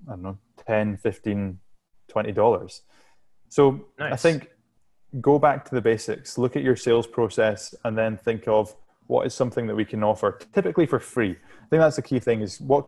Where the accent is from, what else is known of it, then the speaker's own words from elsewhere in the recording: Shetland Islands, Scotland, United Kingdom; I'm from the Shetland Islands, which is go to Scotland and then go as far north as you possibly can in Scotland